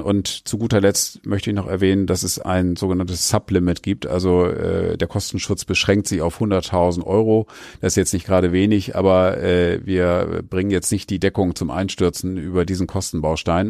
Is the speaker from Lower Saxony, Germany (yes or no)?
yes; Oldenburg, Lower Saxony, Germany; ich bin Oldenburger